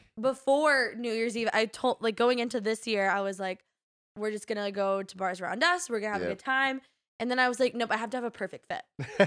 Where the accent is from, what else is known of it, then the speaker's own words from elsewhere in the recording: the South, United States; he was literally fighting with us about how we're from the South.